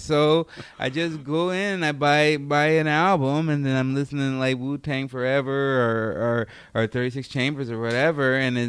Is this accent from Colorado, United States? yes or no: no; Chicago, Illinois, United States; We grew up in Chicago, Illinois